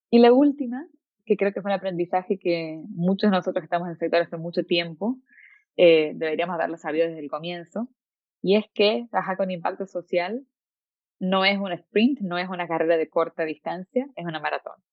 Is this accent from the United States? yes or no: no; Venezuela; born there; Yo nací en Venezuela